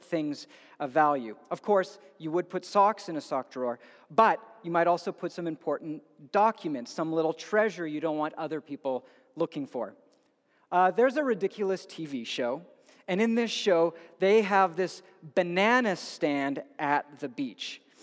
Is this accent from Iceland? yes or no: no; Edmonton, Alberta, Canada; growing up in Edmonton